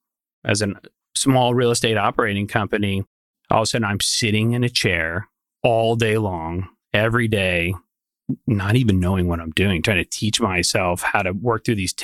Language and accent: English; Longview, Texas, United States; I grew up in Longview, Texas, went to TCU.